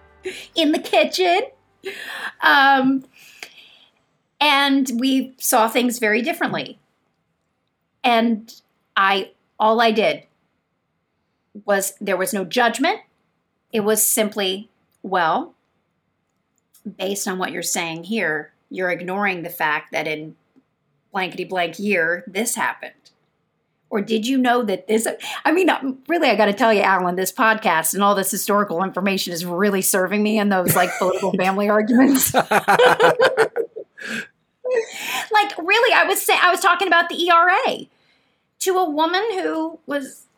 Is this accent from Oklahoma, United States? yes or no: no; Kentucky, United States; moved away; also born or lived in New York; I grew up in Kentucky